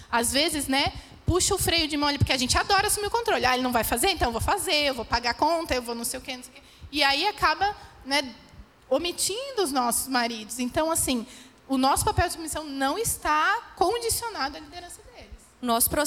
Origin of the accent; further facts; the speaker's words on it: Santos, São Paulo, Brazil; nós viemos de Santos, né? Nós moramos aqui em Datuba somente há, há, seis meses, mas a gente morou por muitos anos em Santos